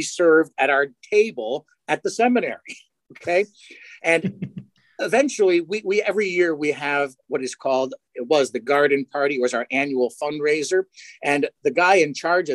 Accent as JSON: {"language": "English", "region": "Connecticut", "country": "United States", "tie": "born or raised there", "moved": "as an adult", "lives_now": "Syracuse, United States", "said": "being born and raised in Connecticut"}